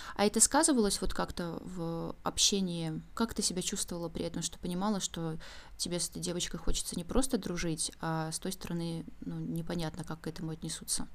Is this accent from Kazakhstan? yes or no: no; Belarus; now in Saint Petersburg, Russia; Я сама из Беларуси